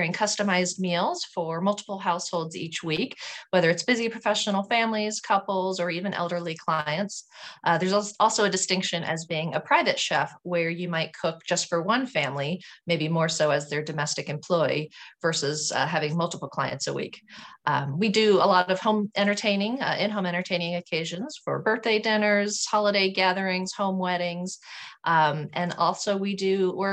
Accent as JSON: {"language": "English", "town": "Houston", "region": "Texas", "country": "United States", "tie": "born or raised there", "also_born_or_lived": "Sugar Land, Texas", "said": "Well, I grew up in Houston, Texas. I was born in Houston, and then my family moved to a city called Sugar Land, which is a kind of a suburb of Houston"}